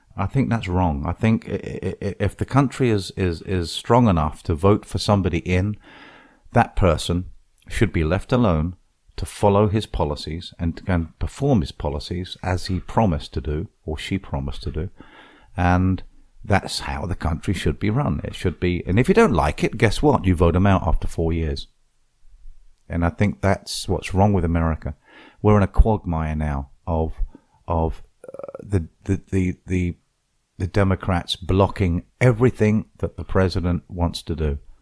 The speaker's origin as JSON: {"language": "English", "town": "Portsmouth", "region": "South East England", "country": "United Kingdom", "tie": "born or raised there", "moved": "as an adult", "lives_now": "Fort Myers Beach, United States", "said": "the Radical Club in, in, in, in, in Portsmouth, my hometown"}